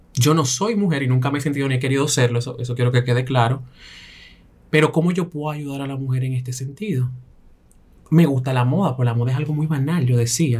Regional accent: Belgium; Yo crecí en Bélgica con cinco mujeres

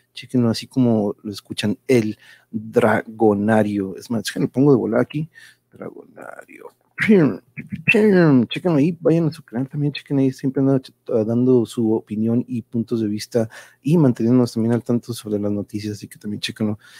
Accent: Tijuana, Baja California, Mexico; also born or lived in Mexico City; vengo de Tijuas

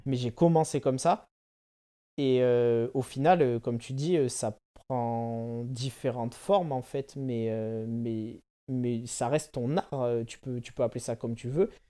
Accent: Bordeaux, Nouvelle-Aquitaine, France; also born or lived in Paris; je suis bordelais et je fais la vie entre Bordeaux et Paris

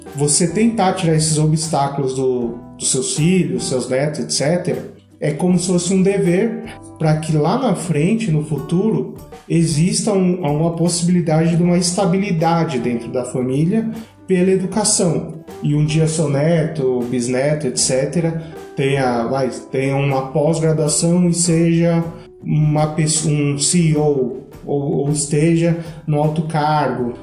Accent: Brazil; nós que somos brasileiros

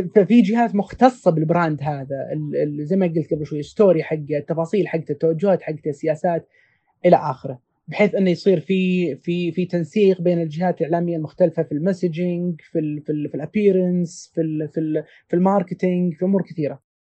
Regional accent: Saudi Arabia; احنا كسعوديين

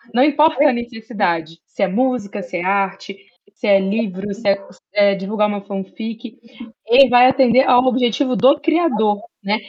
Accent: Barra Mansa, Rio de Janeiro, Brazil; eu sou do interior de Barra Mansa

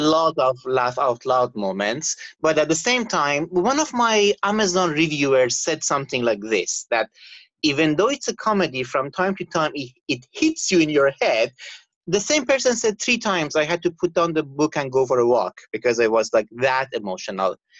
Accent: Canada; moved away as an adult; now in Abu Dhabi, United Arab Emirates; I'm Canadian

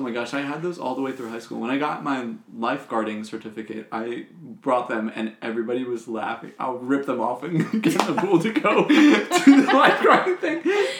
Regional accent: New Jersey, United States; moved away; my whole family, like we're from New Jersey

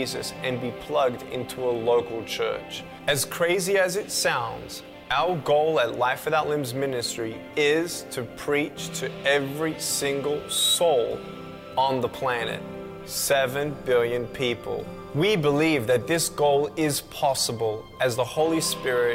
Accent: Melbourne, Victoria, Australia; I was born in Melbourne, Australia, 1982

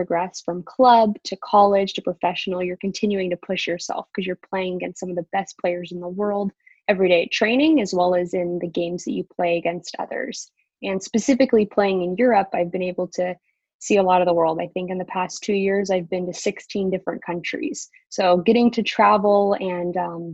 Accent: Pleasanton, California, United States; moved away as an adult; now in Guingamp, France; I grew up in Pleasanton, California in the Bay Area

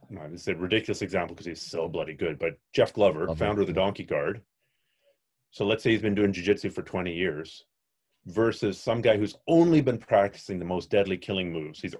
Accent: Canada; I'm a Canadian.

